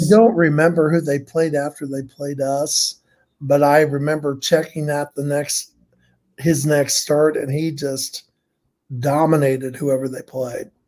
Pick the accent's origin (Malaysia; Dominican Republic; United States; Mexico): United States; Muncie, Indiana; I grew up in Muncie, grew up as a grew up a Reds fan, Muncie, Indiana